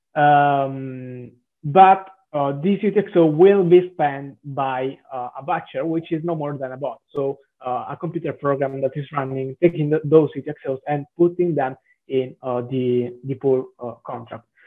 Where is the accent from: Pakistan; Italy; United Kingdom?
Italy; Southern Italy; accent: Italian; English is a second language; now in Milan, Italy; I'm uh, Italian, uh, as mm-hmm. probably the accent uh, may transpire.